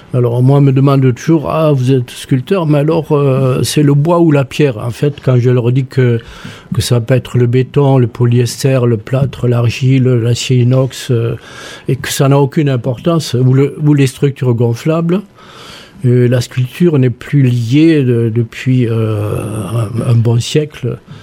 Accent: Toulouse, Occitania, France; moved away; also born or lived in Montpellier; je suis né rue Miramar.

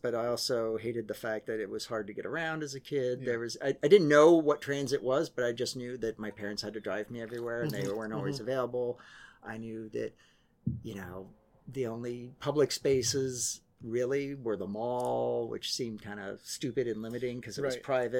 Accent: Vienna, Virginia, United States; also born or lived in Paris, France / Brussels, Belgium; I grew up in placeless, nameless suburban Washington, D.C., which was... VA or Maryland? Virginia. Yeah, like Vienna, Virginia, Vienna. In Fairfax County

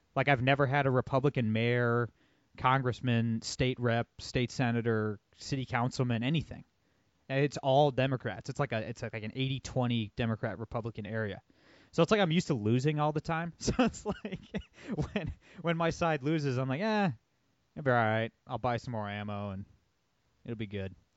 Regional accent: Toledo, Ohio, United States; my hometown of Toledo, Ohio

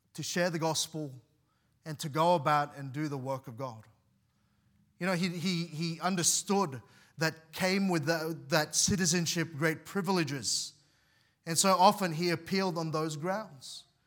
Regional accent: Australia; I was seven years old. My parents decided to bring us here.

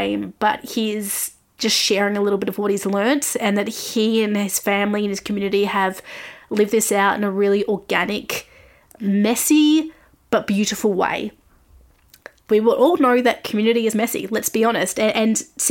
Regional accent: Australia; I'm an Australian music journalist

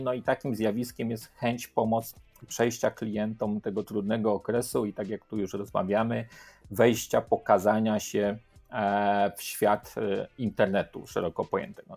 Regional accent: Łódź, Łódź Voivodeship, Poland; Ja pochodzę z Łodzi

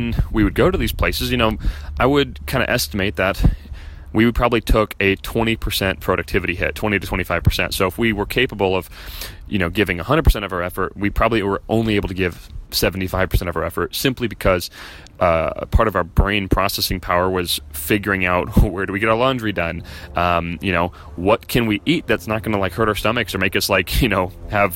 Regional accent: Chicago, Illinois, United States; moved away as an adult; we're from Chicago, but we left a year ago.

